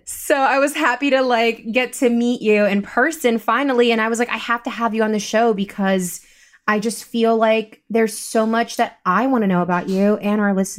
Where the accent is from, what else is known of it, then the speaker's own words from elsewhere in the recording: Rockland County, New York, United States; also born or lived in Bronx, New York; I was born in the Bronx. We left that when I was 5 from the city. And I was technically raised in Rockland County, where it's really an hour away from the city.